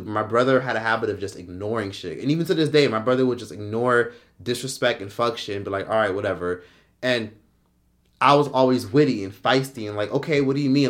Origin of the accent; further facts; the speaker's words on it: Miami, Florida, United States; we're all from Miami, we from Miami